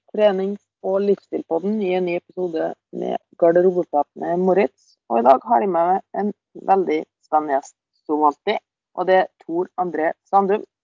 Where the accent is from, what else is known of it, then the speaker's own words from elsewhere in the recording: Møre og Romsdal, Norway; accent: Romsdal dialect; nå blir det mye, mye romsdalingsdialekt.